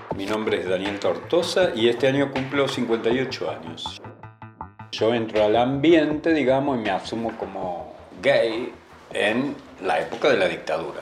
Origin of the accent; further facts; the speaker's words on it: Villa Constitución, Santa Fe, Argentina; yo soy de Villa Constitución, del sur de Santa Fe, una ciudad chiquita pero industrial